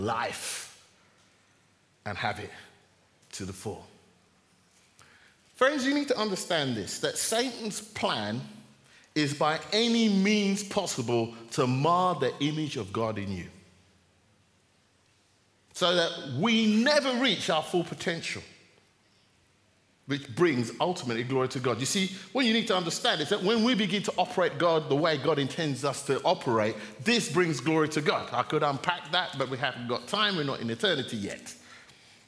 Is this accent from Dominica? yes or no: no; Jamaica; I'm Jamaican